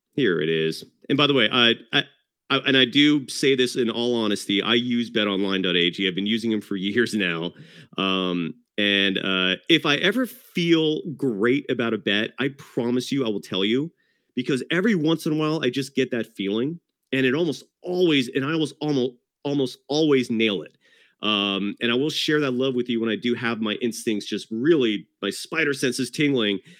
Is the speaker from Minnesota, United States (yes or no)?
no; Bay Area, California, United States; also born or lived in Novato, California / Fremont, California / Hayward, California / Newark, California; I'm a born and raised Bay Arian